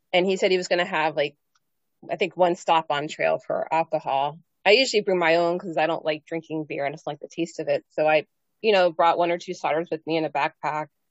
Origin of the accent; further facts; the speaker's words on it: Pennsylvania, United States; I was from Pennsylvania